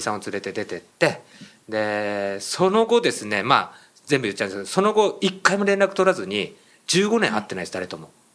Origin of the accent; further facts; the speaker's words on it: Miyagi, Japan; 僕、宮城県出身で